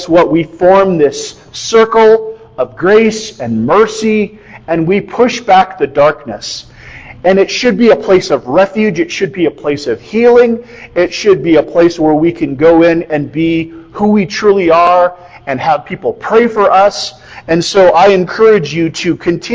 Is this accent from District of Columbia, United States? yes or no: no; Iowa, United States; moved away; I come from Iowa